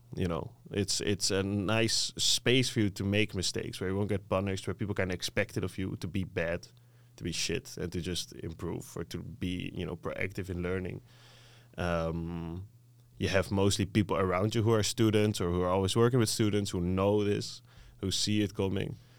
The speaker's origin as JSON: {"language": "English", "country": "Netherlands", "tie": "born or raised there", "second_language": "English", "said": "being Dutch myself growing up in Dutch"}